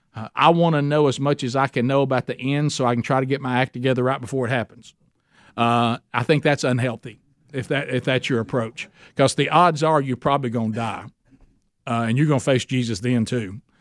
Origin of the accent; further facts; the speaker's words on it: Oxford, Alabama, United States; Oxford, Alabama. That's my hometown